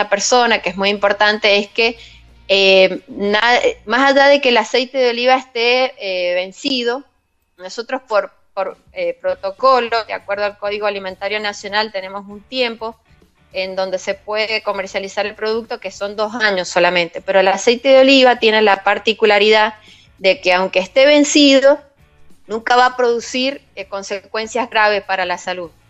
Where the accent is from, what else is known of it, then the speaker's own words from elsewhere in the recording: Pocito, San Juan, Argentina; si bien yo soy sanjuanina y he nacido en Posito